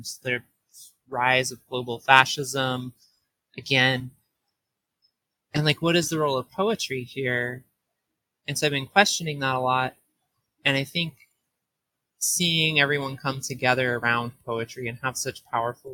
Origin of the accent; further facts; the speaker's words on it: rural Southeast Missouri, United States; moved away as an adult; also born or lived in East Coast; I grew up in Southeast Missouri, like rural Southeast Missouri, in a place called Fairdeland